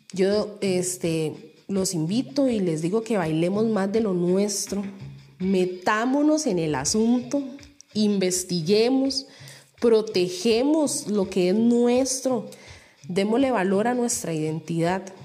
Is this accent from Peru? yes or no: no; Costa Rica; vernos como ticos con lo que nos representa